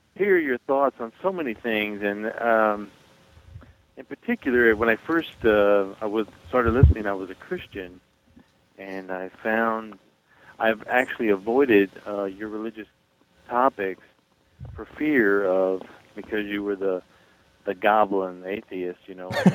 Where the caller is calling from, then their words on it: Missouri, United States; I'm calling from Missouri